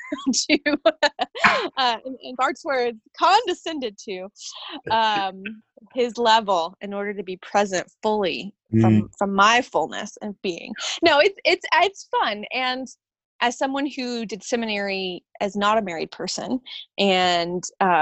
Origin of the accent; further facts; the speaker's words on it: Atlanta, Georgia, United States; moved away as an adult; now in Elkins, United States; I grew up in the Atlanta area, and my mom's family is from Alabama